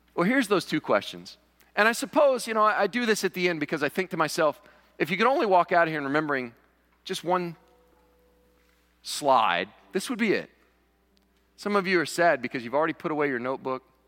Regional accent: Western Kentucky, United States; also born or lived in New York; now in Cullman, United States; I grew up in Kentucky, and there in Western Kentucky, every sixteen-year-old boy could be found in the tobacco patch

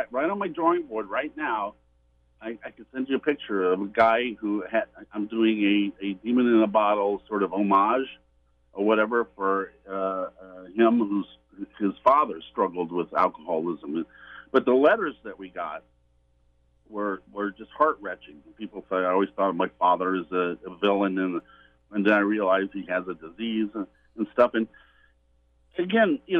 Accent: Indianapolis, Indiana, United States; I grew up in Indianapolis, which is the home of the Indy 500.

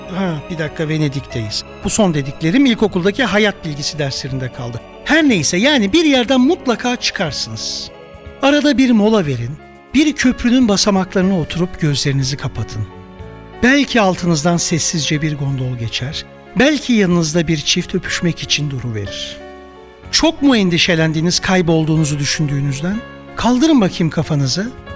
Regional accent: Samsun, Turkey; moved away; also born or lived in Istanbul / Nice; Samsun'da Karadenizimize 10 metre uzakta doğdum, onunla büyüdüm.

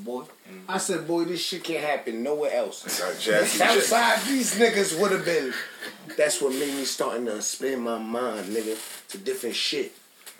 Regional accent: New York City, New York, United States; I'm from Queens.

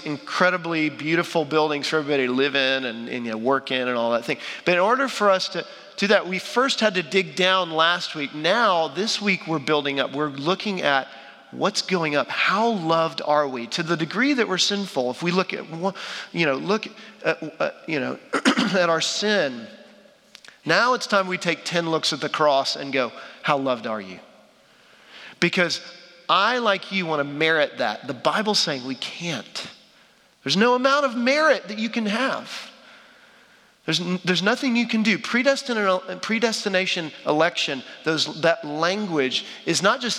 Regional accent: Dallas, Texas, United States; I'm from Dallas, Texas

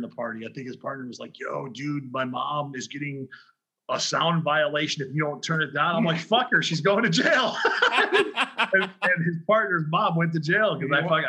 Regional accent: Highland, Indiana, United States; moved away as an adult; also born or lived in Chicago / Colorado; I grew up in Indiana. Then after high school, I ended up in Chicago because I was DJing relentlessly.

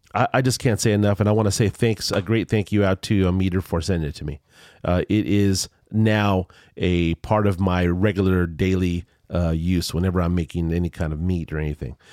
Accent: Culver City, California, United States; now in San Diego, United States; I grew up in Culver City, California, near the studios

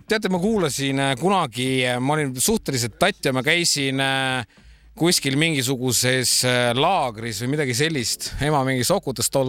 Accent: Tallinn, Harju County, Estonia; born there; ma sündisin Lasnamäel.

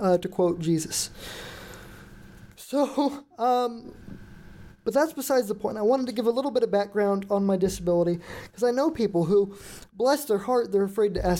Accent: Houston, Texas, United States; moved away; I was born on June 28th, 1997, in Houston, Texas

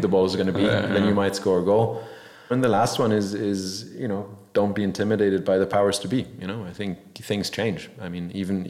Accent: Munich, Bavaria, Germany; moved away; also born or lived in Scarsdale, New York, United States; I grew up in Munich for a long time

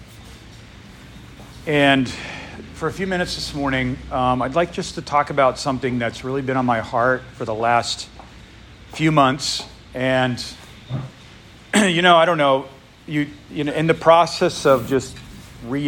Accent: New England, United States; moved away; I grew up in New England.

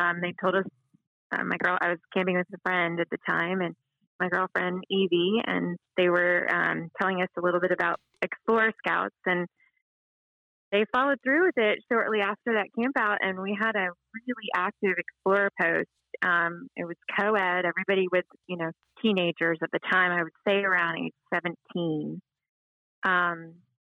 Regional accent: Atlanta, Georgia, United States; now in Jacksonville, United States; I grew up in Atlanta

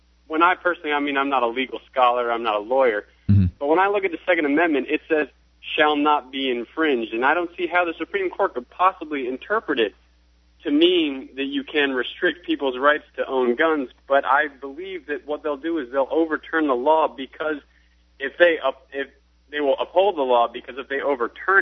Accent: New York, United States; now in South Carolina, United States; I'm actually originally from New York, and I live in South Carolina now

